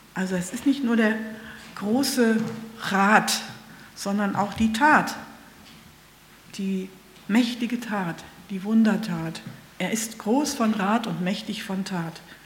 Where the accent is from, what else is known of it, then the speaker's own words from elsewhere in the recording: Germany; bei uns in Deutschland